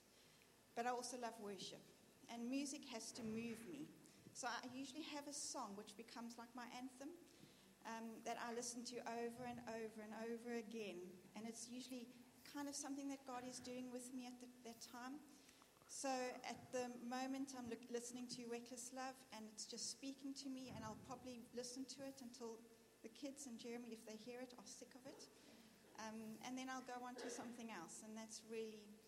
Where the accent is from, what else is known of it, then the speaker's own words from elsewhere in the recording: South Africa; moved away as an adult; now in Birmingham, United Kingdom; Being South African and being new to here